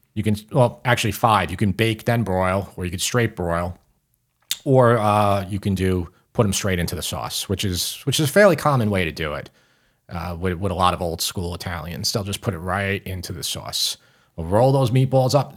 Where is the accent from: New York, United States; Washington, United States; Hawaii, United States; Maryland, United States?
New York, United States; Long Island; We're both from Long Island